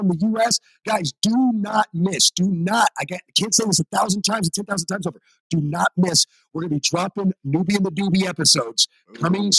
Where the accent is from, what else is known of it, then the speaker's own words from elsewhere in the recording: United States; as an American